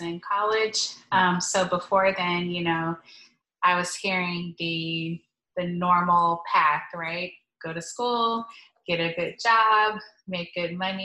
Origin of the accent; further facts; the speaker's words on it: Stone Mountain, Georgia, United States; I grew up in Stone Mountain, Georgia, so east of Atlanta